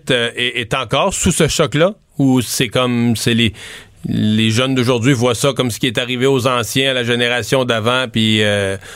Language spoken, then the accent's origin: French; Quebec, Canada; c'est arrivé chez nous au Québec.